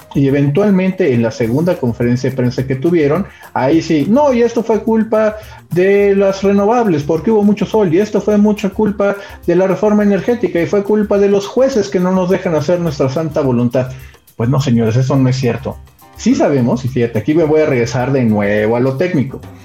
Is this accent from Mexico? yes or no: yes; Mexico